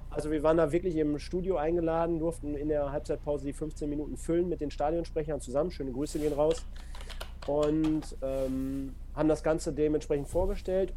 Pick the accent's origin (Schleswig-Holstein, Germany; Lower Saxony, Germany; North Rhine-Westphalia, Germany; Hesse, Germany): North Rhine-Westphalia, Germany; Duisburg; bei mir halt gebürtige Duisburger